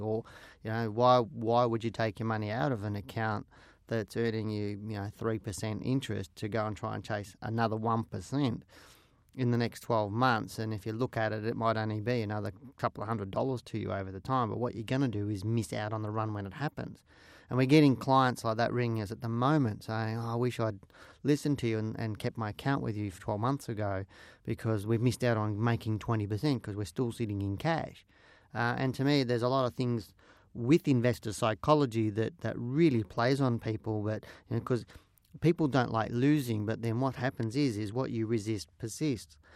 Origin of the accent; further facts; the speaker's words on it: Geelong, Victoria, Australia; I was born and raised in Geelong